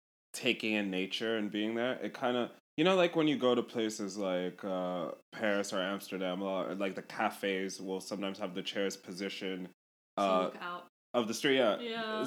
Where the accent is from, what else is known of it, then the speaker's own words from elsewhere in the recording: South Africa; I feel really silly saying this, but like, as a South African person